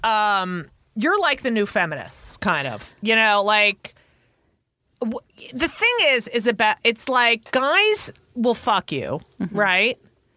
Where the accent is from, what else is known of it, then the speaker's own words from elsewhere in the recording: Clark, New Jersey, United States; also born or lived in Newark, New Jersey / Elizabeth, New Jersey; Yeah, I grew up in Clark.